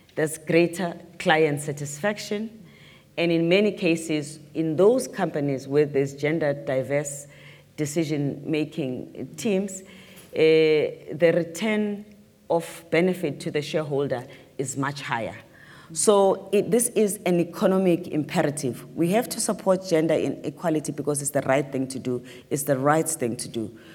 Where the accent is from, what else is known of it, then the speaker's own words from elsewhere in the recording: South Africa; as a South African